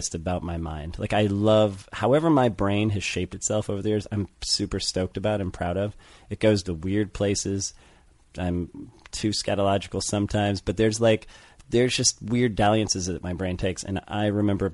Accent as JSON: {"language": "English", "town": "St. Louis", "region": "Missouri", "country": "United States", "tie": "born or raised there", "said": "I grew up in St. Louis"}